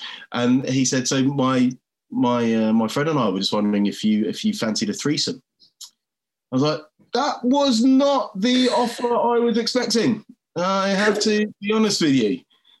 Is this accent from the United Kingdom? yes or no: yes; England, United Kingdom; I'm like, oh, I'm from England.